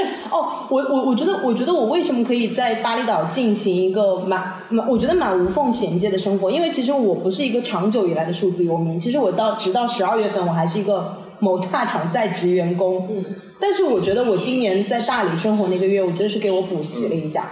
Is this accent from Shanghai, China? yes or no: yes; Shanghai, China; moved away as an adult; now in Bali, Indonesia; 我觉得上海依然是我的家乡，我还是会回去